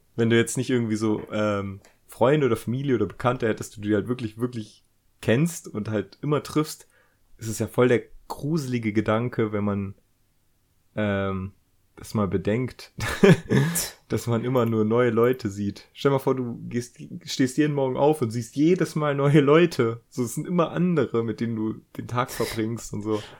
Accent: Germany; wir Deutschen

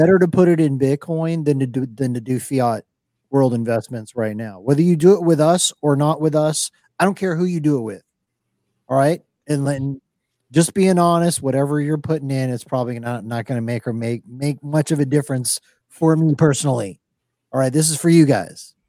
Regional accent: Miami, Florida, United States; I grew up in Miami, watching Miami Vice

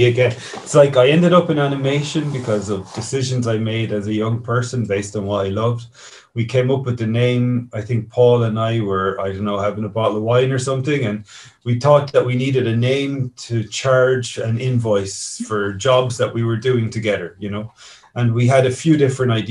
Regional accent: Kilkenny, Leinster, Ireland; my hometown here in Kilkenny

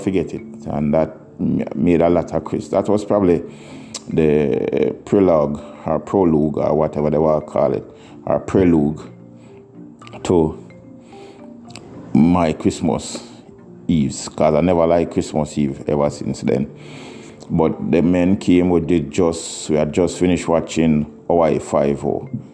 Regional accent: Kingston, Jamaica; moved away; the place where we grew up in Mountain View

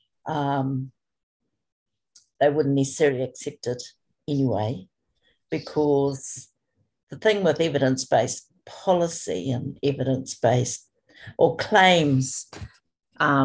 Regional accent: New Zealand; I'm from Aotearoa, New Zealand, and at the moment I'm coming to you from a place called Rotorua in the middle of the North Island.

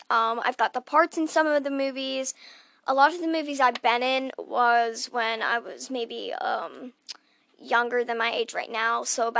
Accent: Phoenix, Arizona, United States; I'm actually from Phoenix, Arizona. So, yeah, I live in Phoenix.

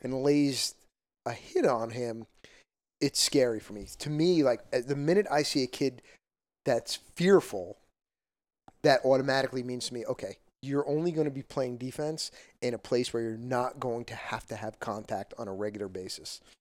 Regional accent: Parsippany, New Jersey, United States; I came from Parsippany

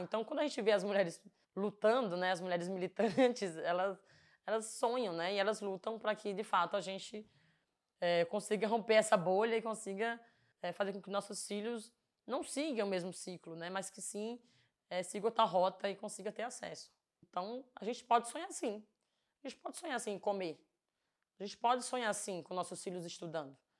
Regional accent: Floresta do Navio, Pernambuco, Brazil; now in São Paulo, Brazil; eu sou do Nordeste, para quem não sabe, sou de Floresta do Navio. E lá é natural, uma cidade muito pequena, né? E lá você conhece todo mundo

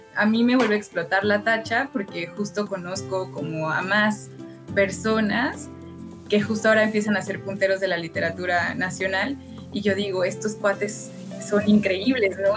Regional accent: Orizaba, Veracruz, Mexico; moved away as an adult; also born or lived in Puebla / Mexico City; yo vengo de Orizaba, que es, digamos, la periferia de la periferia

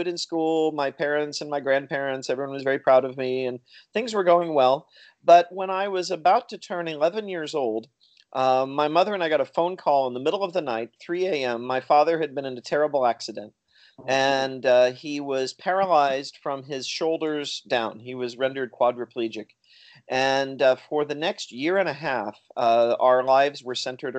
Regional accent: Missouri, United States; also born or lived in Chicago / India; now in Pennsylvania, United States; I grew up in a small town in Missouri

